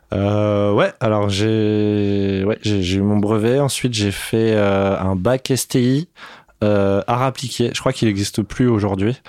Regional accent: Paris, Île-de-France, France; je suis né à Paris, dans le treizième arrondissement, à la clinique Isis.

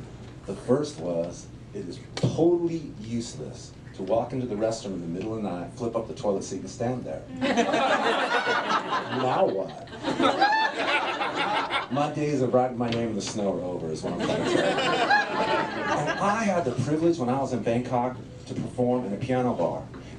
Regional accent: Memphis, Tennessee, United States; I am from Memphis, Tennessee. That's all I'll admit to.

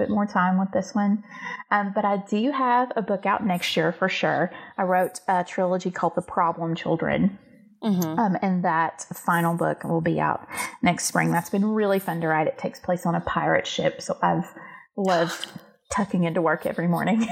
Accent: the South, United States; I grew up in a tiny little southern town

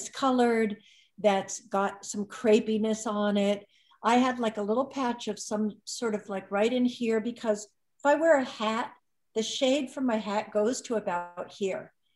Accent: Malibu, California, United States; I grew up in Malibu, surfer girl on the beach

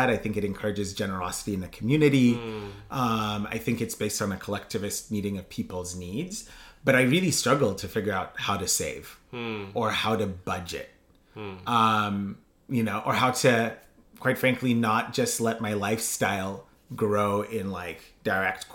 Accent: Kenya; I grew up in Kenya

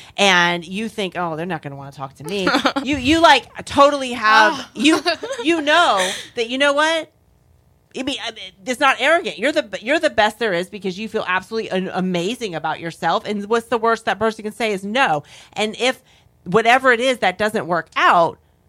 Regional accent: Florida, United States; moved away as an adult; also born or lived in North Carolina; I grew up in Florida, and I moved away to North Carolina for about 14 years

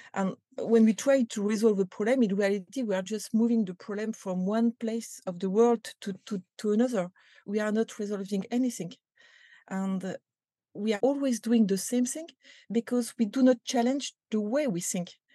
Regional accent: France; accent: French; English is a second language; You can recognize that with my accent

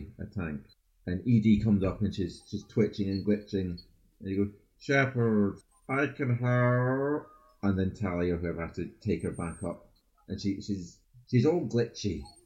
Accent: Scotland, United Kingdom; I am Scottish. So it's not like it's a new accent.

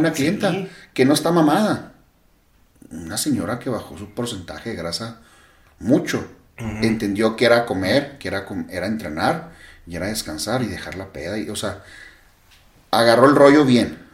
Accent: Mexico; yo como buen mexicano

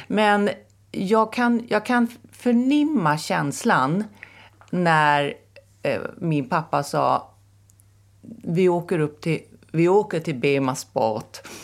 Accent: Täby, Stockholm County, Sweden; jag växte upp i Näsby Park

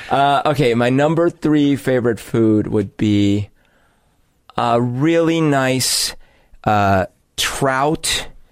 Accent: Bogotá, Colombia; now in Seattle, United States; growing up in Bogota

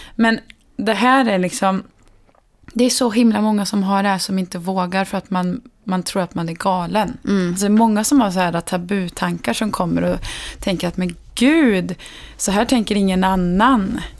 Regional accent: Värmland, Sweden; now in Stockholm, Sweden; hemma i Värmland

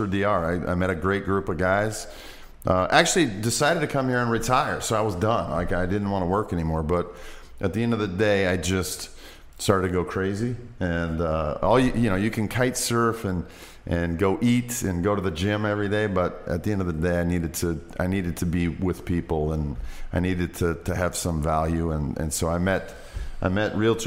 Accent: Western Nebraska, United States; moved away as an adult; also born or lived in Iowa / Cabarete, Dominican Republic; I'm originally from Western Nebraska. Grew up on a big cattle ranch. Spent my entire life there, really, up until college

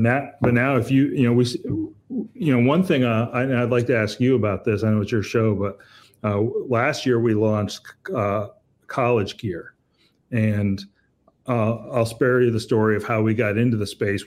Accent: Pennsylvania, United States; I grew up with in Pennsylvania

